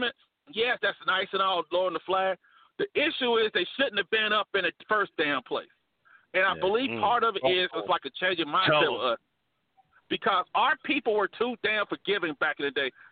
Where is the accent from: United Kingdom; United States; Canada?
United States; Alabama; I'm from Alabama, home of America's team, Alabama Crimson Tide